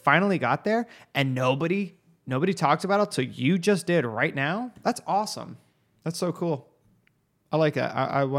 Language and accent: English; Arizona, United States; Dude, I'm from Arizona, man. They don't give a shit about the laws out here.